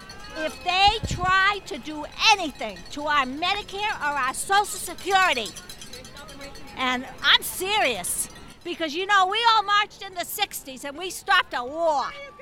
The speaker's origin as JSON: {"language": "English", "town": "San Diego", "region": "California", "country": "United States", "said": "I'm from San Diego."}